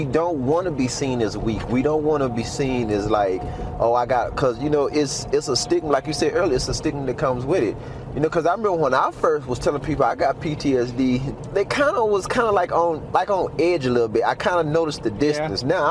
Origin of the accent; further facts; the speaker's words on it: Magnolia, Arkansas, United States; also born or lived in Little Rock, Arkansas / Albuquerque, New Mexico; now in Farmington, United States; I'm from Arkansas. Magnolia, Arkansas.